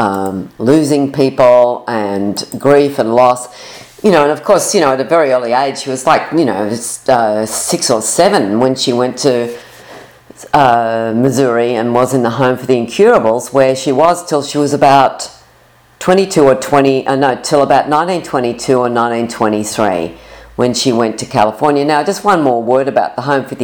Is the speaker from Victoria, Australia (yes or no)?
no; Sydney, New South Wales, Australia; I'm from Sydney, Australia